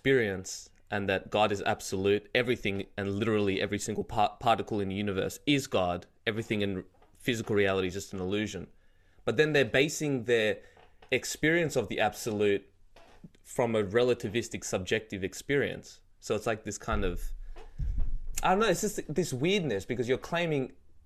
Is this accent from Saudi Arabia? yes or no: no; Australia; I'm Australian